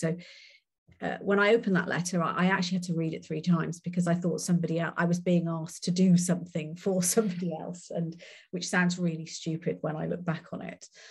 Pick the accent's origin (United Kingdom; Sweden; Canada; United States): United Kingdom; Wales; I'm Welsh and a very proud Welsh woman.